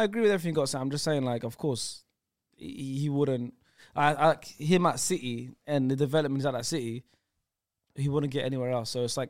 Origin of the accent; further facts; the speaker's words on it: South Africa; Yeah, I'm from South Africa, bro.